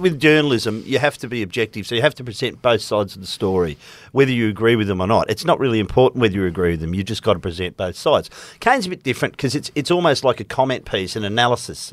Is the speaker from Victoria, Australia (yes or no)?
yes; Melbourne, Victoria, Australia; growing up in Melbourne